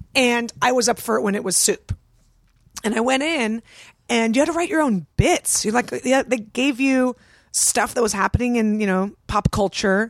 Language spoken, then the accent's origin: English; San Francisco, California, United States; I grew up in San Francisco.